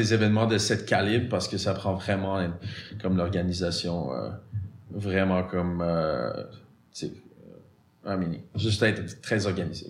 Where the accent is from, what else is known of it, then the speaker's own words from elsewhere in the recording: Montreal, Quebec, Canada; French is a second language; J'ai grandi en l'ouest de l'île, ou West Island.